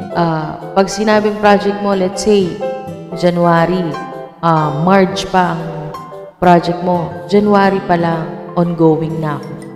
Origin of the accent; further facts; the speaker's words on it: Philippines; bilang isang Pilipino